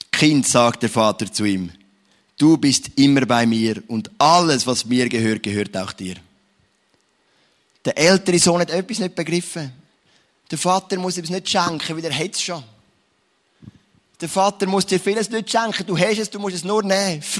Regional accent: Switzerland; Oder eigentlich sind wir es als Schweizer nicht gern.

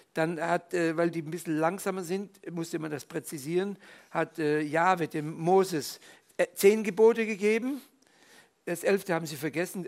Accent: Fribourg, Switzerland; moved away; also born or lived in Tübingen, Germany; im katholischen Fribourg, wo ich in der Schule war

